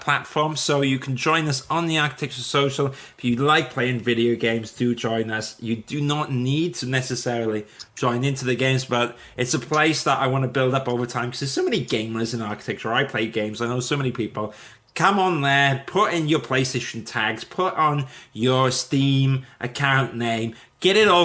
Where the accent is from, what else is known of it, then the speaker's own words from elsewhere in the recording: Wales, United Kingdom; I'm Welsh. I can't even speak Welsh